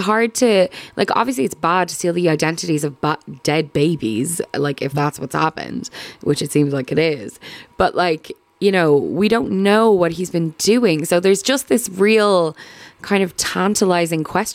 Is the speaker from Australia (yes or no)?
no; Ireland; as Irish people